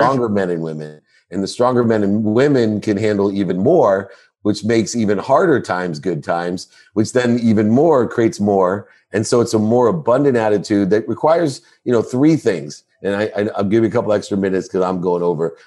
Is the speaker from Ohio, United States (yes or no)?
yes; Akron, Ohio, United States; I was born in Akron, Ohio